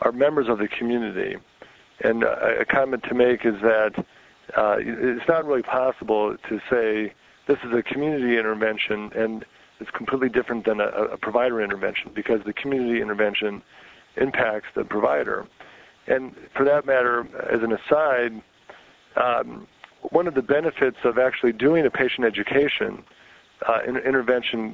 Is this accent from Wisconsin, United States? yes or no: yes; Wisconsin, United States; also born or lived in Boston, Massachusetts; now in Salt Lake City, United States; I grew up in Wisconsin, not in a rural community.